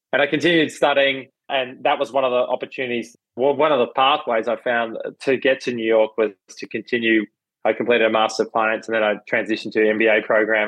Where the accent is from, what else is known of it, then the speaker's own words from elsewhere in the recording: Melbourne, Victoria, Australia; I grew up in Melbourne, Australia.